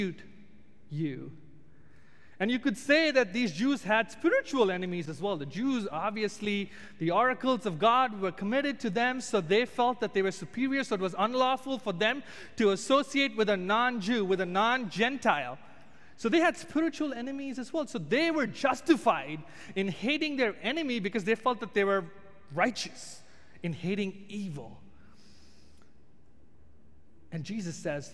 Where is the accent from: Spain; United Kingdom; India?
India; moved away as an adult; being an Indian